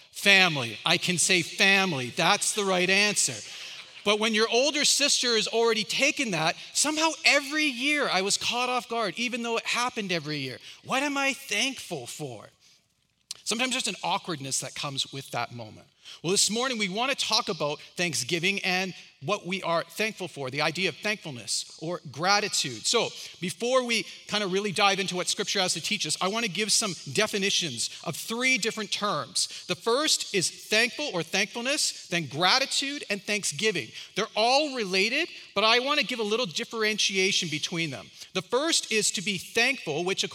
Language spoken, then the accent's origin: English; Canada; I'm Canadian and I'm old